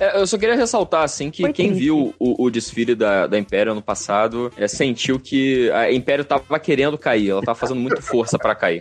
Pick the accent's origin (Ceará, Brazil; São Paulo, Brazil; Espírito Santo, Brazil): Espírito Santo, Brazil; now in Rio de Janeiro, Brazil; eu não sou daqui, eu não sou carioca, eu não sou nem fluminense. E quando eu era criança, no distante estado do Espírito Santo